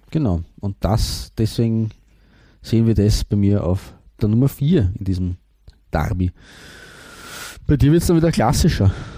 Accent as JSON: {"language": "German", "country": "Austria", "said": "als Österreicher"}